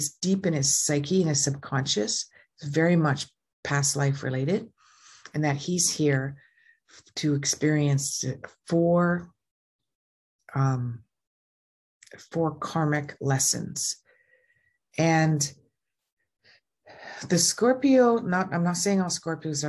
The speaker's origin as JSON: {"language": "English", "country": "Canada", "said": "I'm Canadian."}